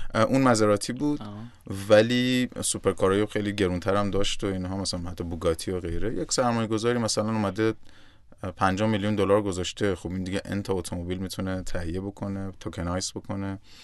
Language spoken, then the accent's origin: Persian; Iran; moved away; also born or lived in Nigeria; من در جایی که ایران به دنیا آمدم